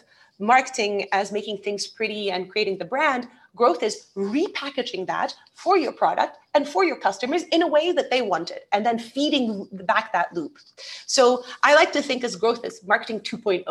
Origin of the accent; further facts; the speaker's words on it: England, United Kingdom; moved away as an adult; also born or lived in Brazil / Denmark; now in United Arab Emirates; I was born in Brazil, so I'm Brazilian, but I'm half Brazilian, half Portuguese. And I grew up most of my childhood in England.